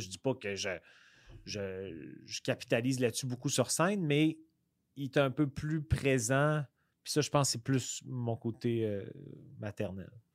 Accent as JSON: {"language": "French", "town": "Quebec City", "region": "Quebec", "country": "Canada", "said": "moi, je viens de la région de Québec"}